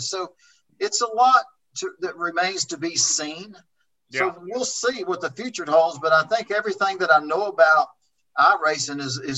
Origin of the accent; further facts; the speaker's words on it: Oklahoma, United States; also born or lived in Texas; Even the racetracks I grew up racing in Oklahoma and Texas, I want to say over 60% of them are gone